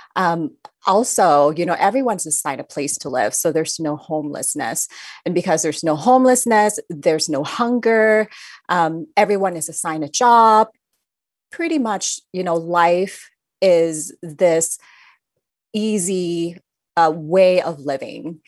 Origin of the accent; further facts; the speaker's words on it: Thailand; I grew up in Thailand, I was surrounded by the culture and the teachings of Buddhism, even though I'm not